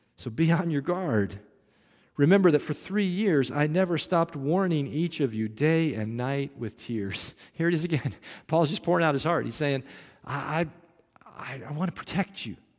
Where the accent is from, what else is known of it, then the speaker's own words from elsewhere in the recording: Kansas City, Missouri, United States; moved away; I grew up in Kansas City